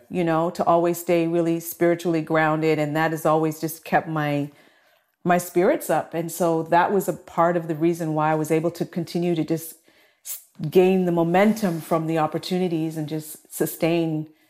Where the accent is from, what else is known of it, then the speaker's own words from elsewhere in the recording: Toronto, Ontario, Canada; also born or lived in Scarborough, Toronto; I grew up in, in Flemington Park and then moved to Scarborough